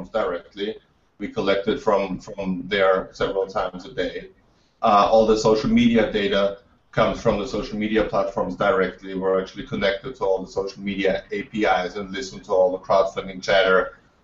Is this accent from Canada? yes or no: no; Austria; I'm from Austria. I grew up in a country with no VC, no startup culture.